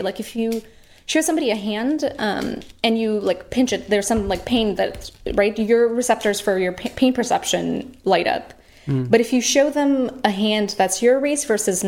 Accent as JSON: {"language": "English", "country": "India", "tie": "born or raised there", "moved": "yes", "said": "when I grew up in India"}